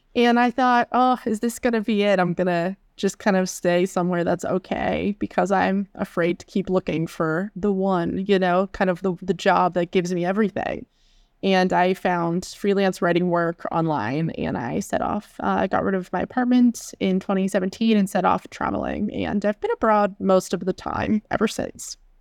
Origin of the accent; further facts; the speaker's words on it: Pittsburgh, Pennsylvania, United States; moved away as an adult; also born or lived in Seattle / Chicago; I'm from Western P A originally, the Pittsburgh area, and I went to college in the area as well